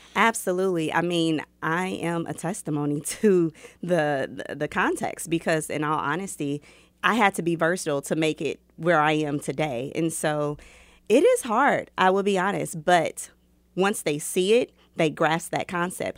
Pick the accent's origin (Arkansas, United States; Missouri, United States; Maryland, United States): Missouri, United States; Kansas City; also born or lived in Chicago; I grew up right here in Kansas City, Missouri